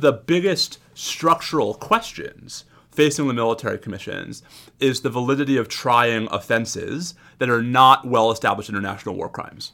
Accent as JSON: {"language": "English", "region": "New York", "country": "United States", "said": "a New Yorker"}